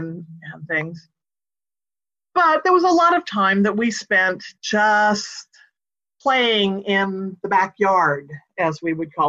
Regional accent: Northern California, United States; growing up in Northern California, we had property.

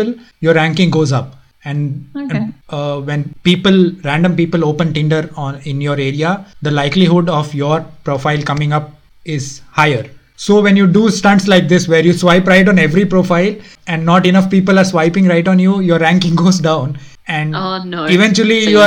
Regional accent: Karnataka, India; first language Konkani; English is a second language; moved away; also born or lived in Delhi; I'm from one of the southern states. So I'm from Karnataka.

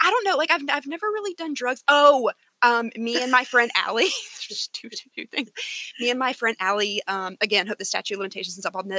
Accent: Monroe, Georgia, United States; I like to work at the coffee shop in my hometown.

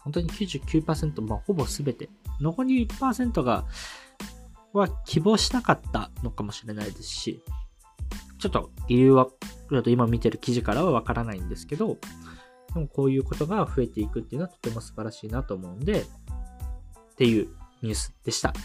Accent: Kyushu, Japan; 九州生まれ

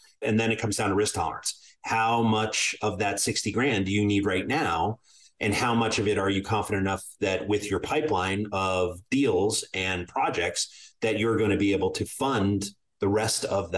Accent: Ireland; But being an Irishman, I plan for mushroom clouds on the horizon.

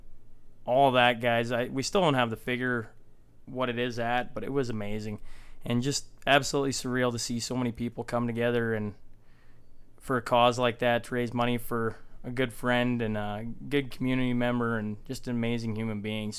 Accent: Hillmond, Saskatchewan, Canada; Growing up in Hillmond

